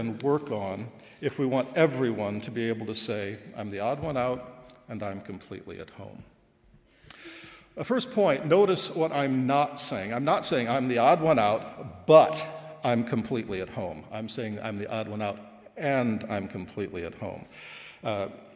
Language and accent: English; Goshen, Indiana, United States; moved away as an adult; also born or lived in Dublin, Ireland; now in Goshen, United States; I'm so Goshen College that my first home was a Goshen College dormitory because my parents were resident directors